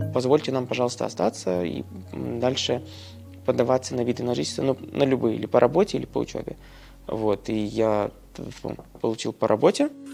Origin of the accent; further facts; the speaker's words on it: Russia; moved away as an adult; now in Narva, Estonia; Это уже в гимназии я понимал, что я хочу уехать из России